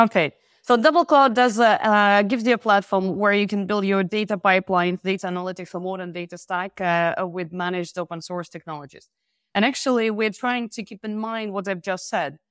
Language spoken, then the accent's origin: English; Belarus; moved away as an adult; now in France; by origin, I'm from Belarus. I'm living in France for more than ten years